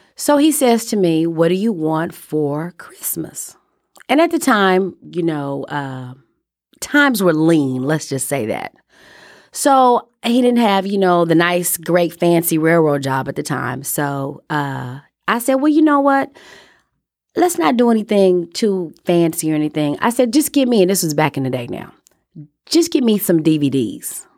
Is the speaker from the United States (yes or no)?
yes; Chicago, Illinois, United States; Growing up in Chicago